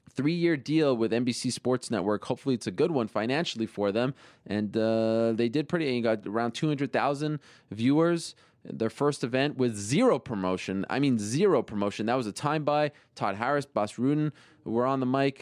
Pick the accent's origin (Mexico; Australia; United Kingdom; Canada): Canada; Canadians, like uh, like like my home country